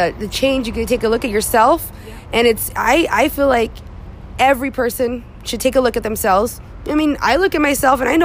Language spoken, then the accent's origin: English; Visalia, California, United States; I grew up in Visalia.